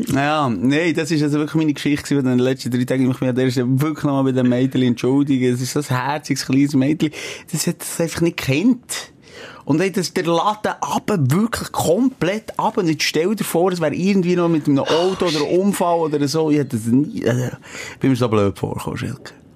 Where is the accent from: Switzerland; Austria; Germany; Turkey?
Switzerland; in Boldigen, dort, wo ich aufgewachsen bin